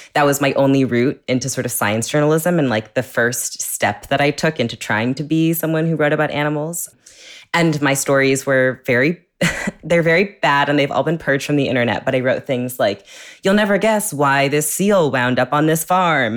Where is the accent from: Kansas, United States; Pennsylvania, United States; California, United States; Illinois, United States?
California, United States; I grew up in California